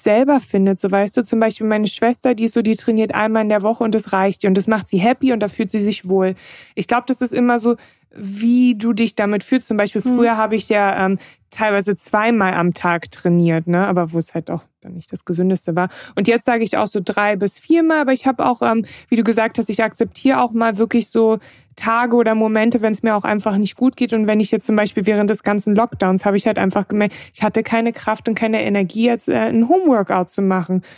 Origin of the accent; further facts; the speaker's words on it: Germany; ich bin in Deutschland aufgewachsen